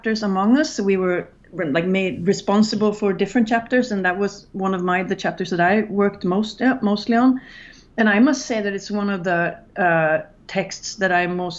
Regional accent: Gothenburg, Västra Götaland, Sweden; I'm from Gothenburg, and like all my teenage friends were the band that became the Gothenburg death metal scene

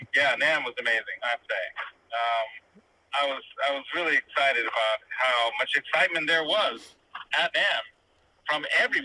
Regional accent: San Francisco, California, United States; moved away; I'm not living in San Francisco, though I was born in San Francisco.

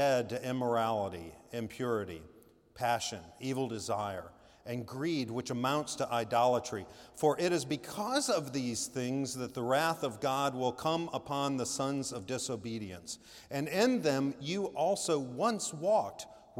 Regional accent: Laurel, Mississippi, United States; now in South Carolina, United States; I'm from Laurel, Mississippi

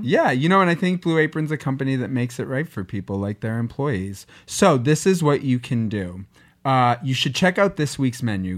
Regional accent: Boston, Massachusetts, United States; I'm from Boston

